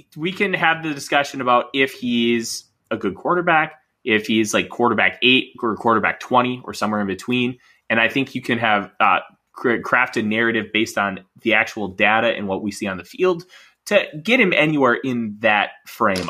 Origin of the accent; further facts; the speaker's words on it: Minnesota, United States; I'm a Minnesotan.